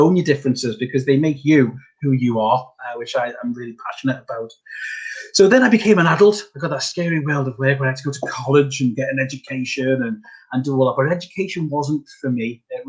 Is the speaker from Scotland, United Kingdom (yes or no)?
no; Whiston, North West England, United Kingdom; also born or lived in Huyton; I grew up in Whiston, and then we moved to the other side of Knowsley, which when you're a young person feels miles away, but Knowsley's not that big if you know it, and we moved to Highton